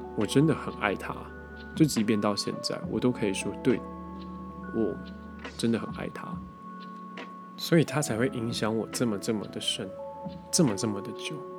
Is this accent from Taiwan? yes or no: yes; Taiwan; 因为就是我们台湾人讲话有的时候过于模糊